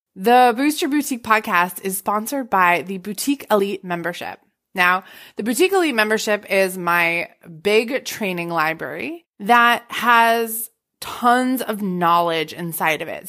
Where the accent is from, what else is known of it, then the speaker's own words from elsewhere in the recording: Massachusetts, United States; I'm from Massachusetts